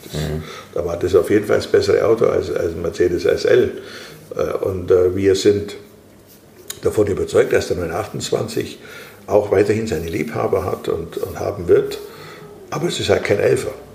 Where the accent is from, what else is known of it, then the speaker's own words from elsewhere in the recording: Germany; als Deutsche